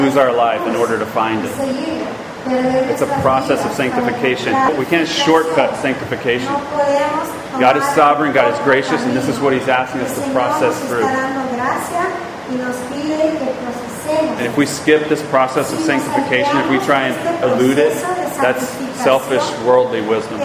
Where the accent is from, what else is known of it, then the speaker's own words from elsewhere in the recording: Georgia, United States; I'm from Georgia